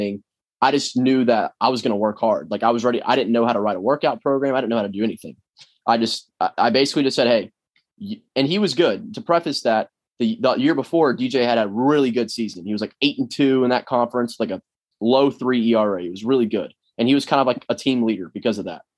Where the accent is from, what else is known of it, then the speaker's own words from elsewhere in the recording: Florida, United States; I'm from Florida